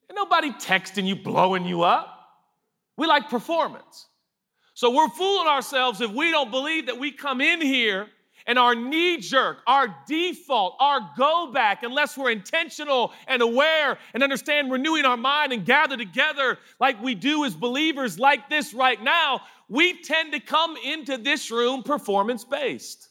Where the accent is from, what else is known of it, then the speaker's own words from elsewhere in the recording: United States; we're American